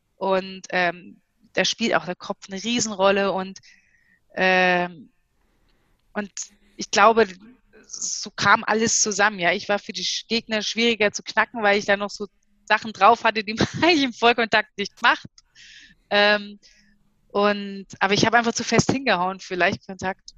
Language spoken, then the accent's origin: German; Bayreuth, Bavaria, Germany; moved away as an adult; also born or lived in East Germany (GDR); Also Bayreuth, Fränkische Schweiz, das ist so die Region, in der ich groß geworden bin